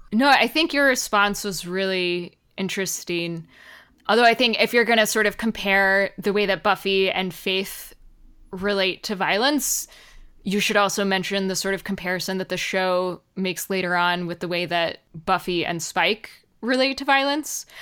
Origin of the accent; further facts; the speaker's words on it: United States; as Americans